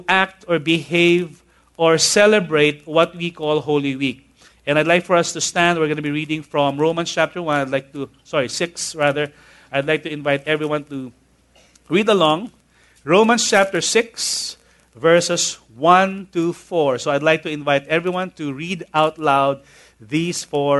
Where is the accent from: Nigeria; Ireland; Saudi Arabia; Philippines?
Philippines; Manila, Metro Manila; I grew up basically in Tondo